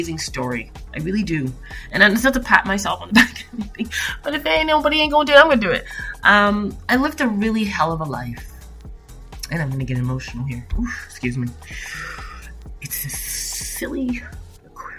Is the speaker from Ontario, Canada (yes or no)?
yes; Toronto, Ontario, Canada; also born or lived in Niagara Falls; I was born in Toronto, Canada. I went to Corvette Junior Prentice School, Robert Service. I went to, Wexford High School. I went to Etobicoke School of the Arts.